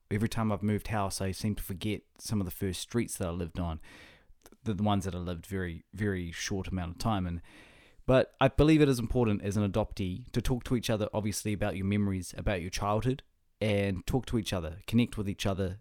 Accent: Whangarei, Northland, New Zealand; now in Auckland, New Zealand; my hometown up, up north of Northland, of, uh, New Zealand

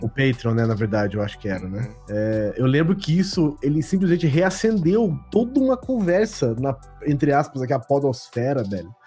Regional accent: Bauru, São Paulo, Brazil; sou de Bauru

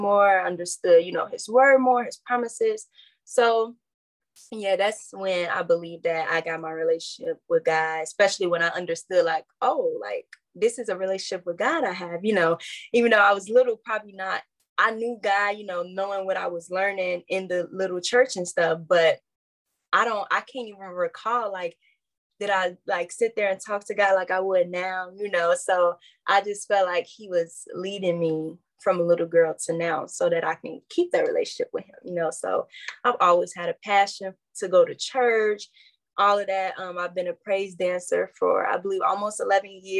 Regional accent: Calumet City, Illinois, United States; I grew up in Calumet City, Illinois

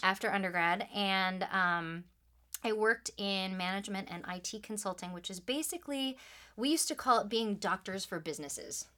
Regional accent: Troy, Michigan, United States; I grew up just outside of Detroit, Michigan, so, you know, good old Midwestern stuff.

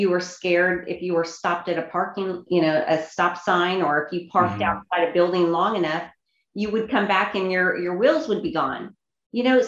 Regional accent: Kansas City, United States; Kansas City, which is my hometown

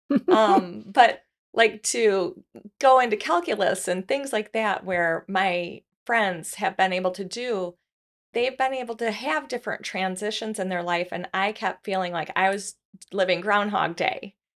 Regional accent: Grand Rapids, Michigan, United States; I was born in Grand Rapids, Michigan

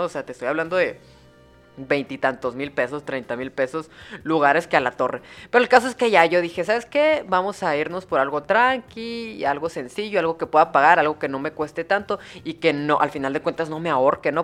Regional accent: Hermosillo, Sonora, Mexico; soy de Hermosillo, Sonora

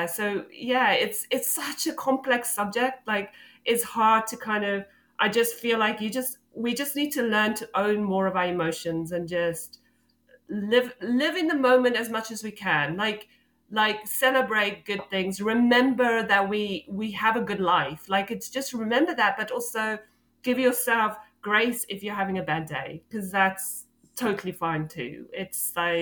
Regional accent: South Africa; moved away; I grew up in South Africa

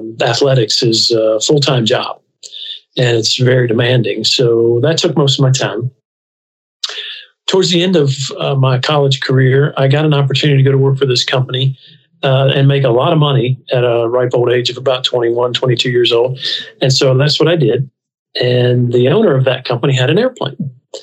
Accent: Huntington, West Virginia, United States; also born or lived in Nashville; I was born in Nashville, Kentucky, grew up in Huntington, West Virginia

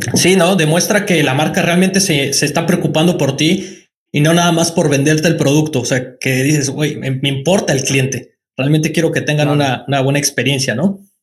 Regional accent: Mexico; moved away as an adult; also born or lived in China; now in Nantes, France; yo soy de México

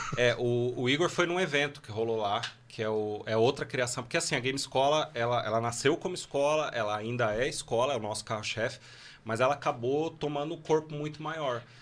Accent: São Paulo, Brazil; Eu sou de São Paulo

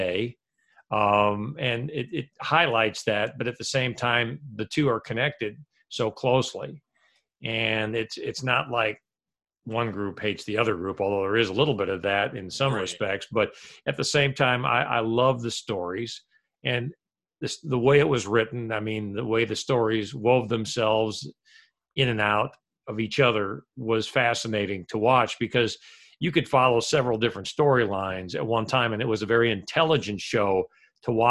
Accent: United States; I'll never knock my home country

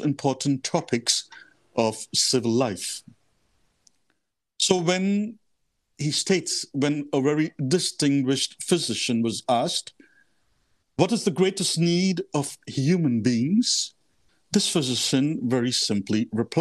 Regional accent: Mumbai, Maharashtra, India; moved away as an adult; also born or lived in Mozambique / Kenya / Rome; I come from India, from the city of Mumbai. So I was born and brought up in the heart of the city.

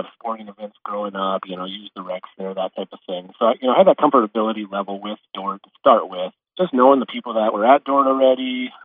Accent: Sioux Center, Iowa, United States; I grew up just on the west side of Sioux Center, about a mile out of town

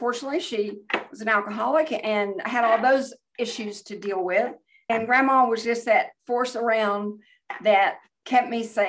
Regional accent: Bartlesville, Oklahoma, United States; I grew up in Bartlesville, Oklahoma, which was the home of Phillips 66

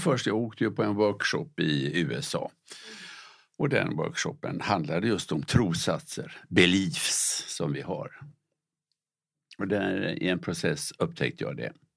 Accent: Gothenburg, Västra Götaland, Sweden; när jag var liten pojke, där jag växte upp i Göteborg

